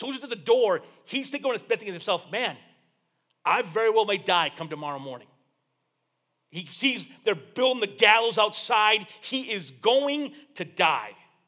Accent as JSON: {"language": "English", "town": "Flint", "region": "Michigan", "country": "United States", "tie": "born or raised there", "said": "I wasn't raised around water, dude. I'm from Flint, dude. The only body of water we had in Flint was the river, and you didn't go in there. There was three-eyed fish in that river, dude. That was a legend when I was a kid"}